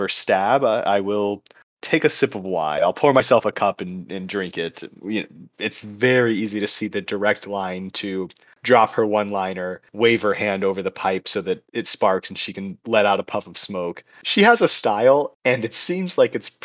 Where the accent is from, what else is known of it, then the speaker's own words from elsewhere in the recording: the South, United States; speaking as somebody from the South